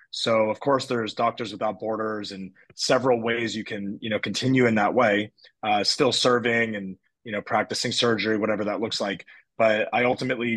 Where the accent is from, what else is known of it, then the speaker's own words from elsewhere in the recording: United States; accent: US; moved away as an adult; I am American, as if you can't tell from the US accent, if there is one